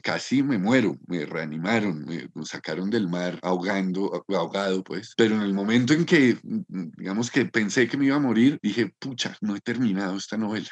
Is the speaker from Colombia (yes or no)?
yes; Bogotá, Colombia; Yo me siento muy bogotano, no, no siento que sería otro si no, si no hubiera nacido y me hubiera criado y hubiera vivido en Bogotá